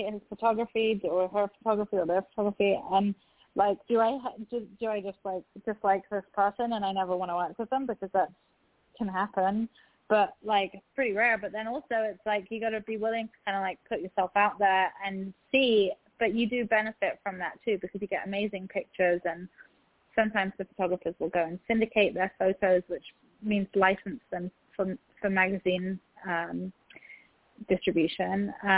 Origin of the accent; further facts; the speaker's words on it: Egypt; also born or lived in England; So I'm Egyptian, and as well as English, and I've spent a lot of time in Egypt